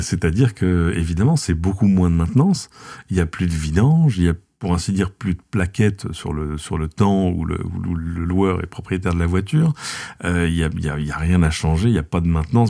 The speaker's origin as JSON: {"language": "French", "country": "France", "said": "chez nous en France"}